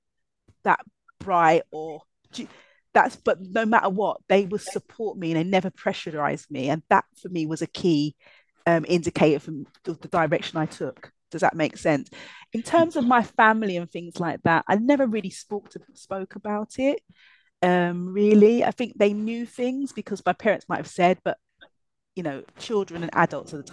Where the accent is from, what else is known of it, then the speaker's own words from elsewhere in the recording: London, United Kingdom; a young black girl growing up in East London.